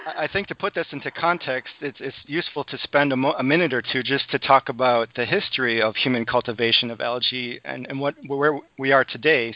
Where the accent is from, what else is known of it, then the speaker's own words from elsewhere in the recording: Madison, Wisconsin, United States; also born or lived in Green Bay, Wisconsin; I was born in Green Bay, Wisconsin, and I grew up in Madison